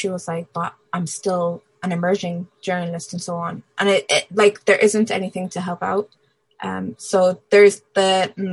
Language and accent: English; Ireland; I come from a migrant background, Libyan origins, born and raised in Ireland.